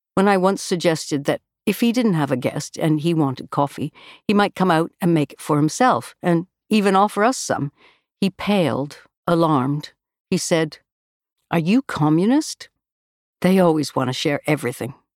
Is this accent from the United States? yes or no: no; Canada; moved away as an adult; now in United Kingdom; us Canadians abroad